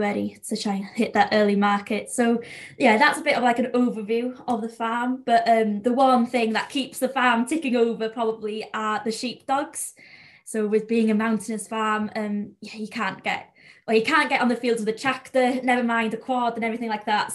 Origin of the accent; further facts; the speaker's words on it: North Wales, United Kingdom; accent: North Wales Welsh accent; first language Welsh; English is a second language; up in North Wales, I don't know if you can tell, but the accent is very different to South Wales